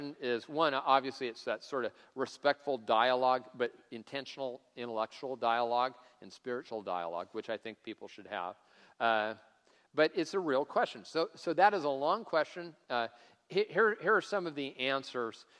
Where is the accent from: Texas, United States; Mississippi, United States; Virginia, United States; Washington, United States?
Washington, United States; Tacoma; I grew up in Tacoma driving old junky cars